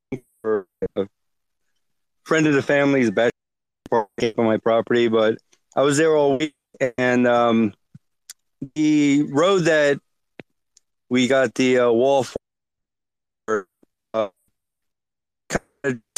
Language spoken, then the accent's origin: English; Jersey City, New Jersey, United States; I was from Jersey City.